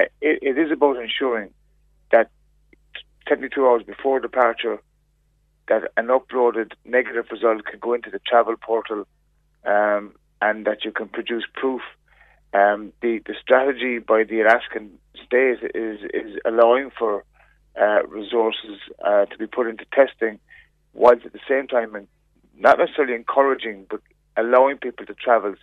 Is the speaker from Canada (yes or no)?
no; Ireland; testing is available to us as Irish citizens